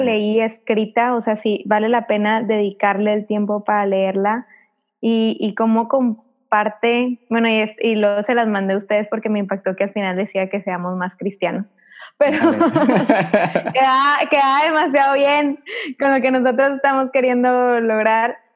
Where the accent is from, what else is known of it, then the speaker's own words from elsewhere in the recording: Monterrey, Nuevo León, Mexico; nosotros somos de Monterrey